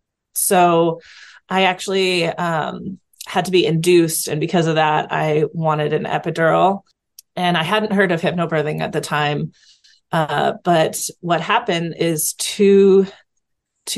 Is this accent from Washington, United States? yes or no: yes; Seattle, Washington, United States; I am from Washington State in the Seattle area